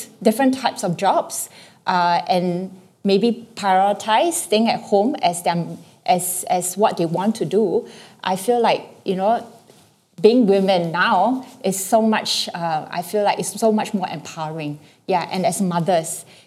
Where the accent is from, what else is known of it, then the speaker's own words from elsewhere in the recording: Singapore; also born or lived in Hong Kong; I was born in Hong Kong, and in my early childhood, my mom was working, and I was taken care of by my aunt. But when my whole family migrated to Singapore when I was 7